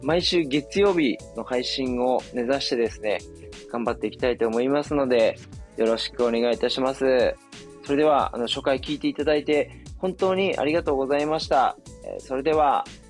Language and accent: Japanese; Miyazaki, Japan; moved away as an adult; also born or lived in Tokyo; あの地元の宮崎県に U ターンしまして